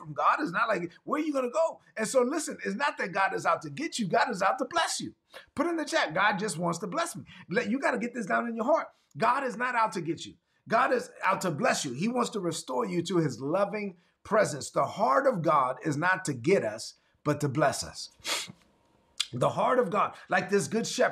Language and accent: English; New York City, New York, United States; I'm from Brooklyn. So I'm going to say it like I'm from Brooklyn